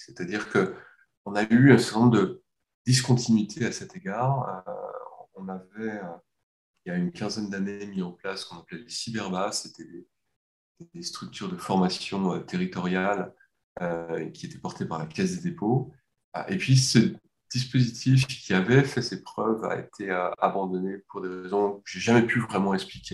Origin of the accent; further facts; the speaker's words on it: France; en tant que Français